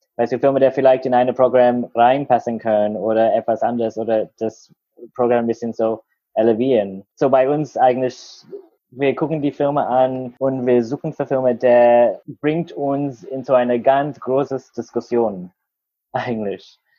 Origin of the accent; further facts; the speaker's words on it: Australia; German is a second language; moved away as an adult; now in Berlin, Germany; wo ich aufgewachsen war in Australien